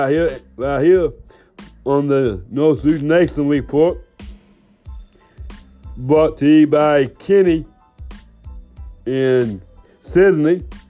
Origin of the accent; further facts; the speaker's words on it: England, United Kingdom; I'm from England.